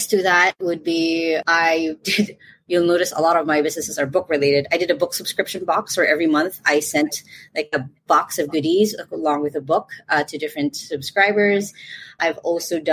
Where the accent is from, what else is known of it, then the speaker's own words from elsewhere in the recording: Philippines; I'm from the Philippines